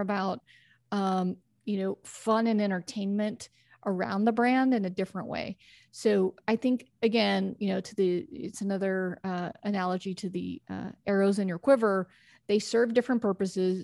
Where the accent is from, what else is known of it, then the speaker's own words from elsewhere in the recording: Texas, United States; also born or lived in New York (family); I grew up in Texas